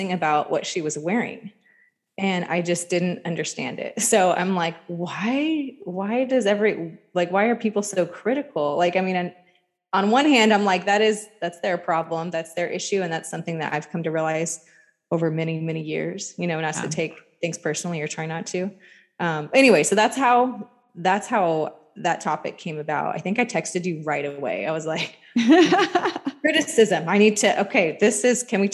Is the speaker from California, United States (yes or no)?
yes; Sacramento, California, United States; I'm from Sacramento